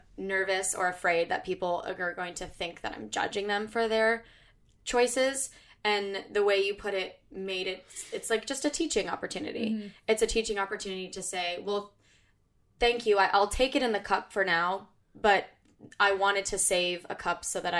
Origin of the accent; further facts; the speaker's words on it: California, United States; now in New York, United States; And only because we're from California, I know.